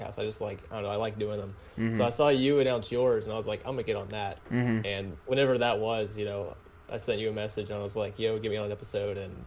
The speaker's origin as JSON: {"language": "English", "town": "Rock Hill", "region": "South Carolina", "country": "United States", "tie": "born or raised there", "also_born_or_lived": "Lexington, Kentucky", "said": "Technically, I'm from Lexington, Kentucky, but I've lived in South Carolina. I live in Rock Hill, which is just south of Charlotte. I've lived there"}